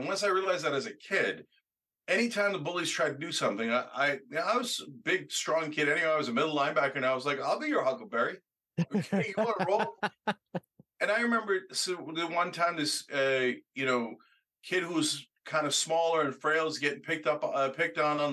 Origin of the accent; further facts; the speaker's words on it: New Jersey, United States; also born or lived in Pennsylvania; growing up in Jersey